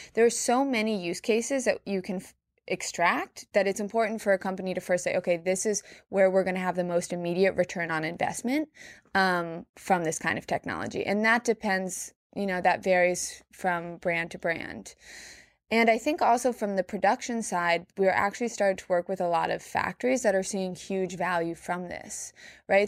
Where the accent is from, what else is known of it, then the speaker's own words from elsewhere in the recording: New York, United States; I'm born and raised in New York. I live here now